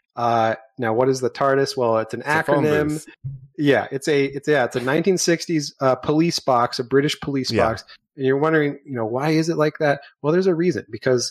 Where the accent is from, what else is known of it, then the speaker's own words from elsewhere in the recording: United States; an American of Irish heritage